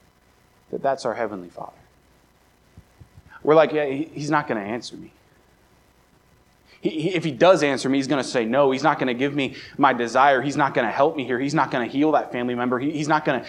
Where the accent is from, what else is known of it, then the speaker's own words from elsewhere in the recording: Baltimore, Maryland, United States; now in Brookings, United States; I grew up right around Baltimore